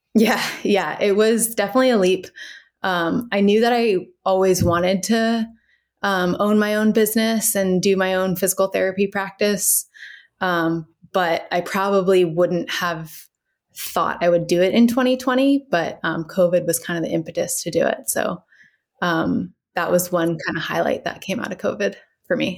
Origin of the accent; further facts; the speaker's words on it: Cincinnati, Ohio, United States; moved away as an adult; also born or lived in Washington, D.C. / San Francisco, California; now in Fairfax, United States; I grew up in Cincinnati, Ohio, um, and then I moved to D C for college.